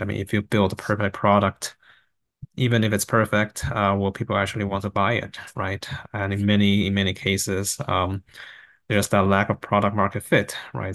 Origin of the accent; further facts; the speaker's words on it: Taiwan; moved away; also born or lived in Vancouver, Canada; I grew up in Taiwan and actually right next to a rice field